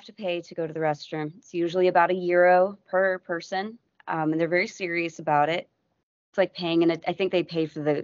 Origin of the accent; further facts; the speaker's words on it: United States; I'm an American